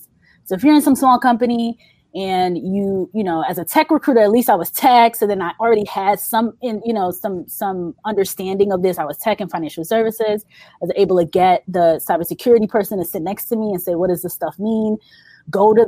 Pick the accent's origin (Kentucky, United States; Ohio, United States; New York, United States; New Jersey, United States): New York, United States; I'm from New York